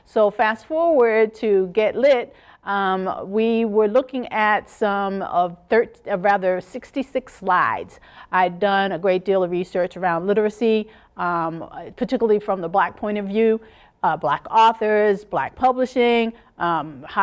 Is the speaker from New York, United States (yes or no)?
yes; New York, United States; when I was a young child, I used to go to the United Nations quite often. I grew up in New York um, during the summer times